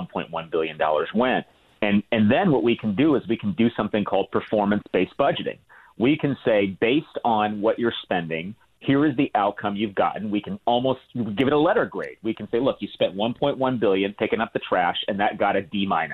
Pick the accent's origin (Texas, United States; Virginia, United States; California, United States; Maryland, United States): California, United States; I grew up in California. I live in California now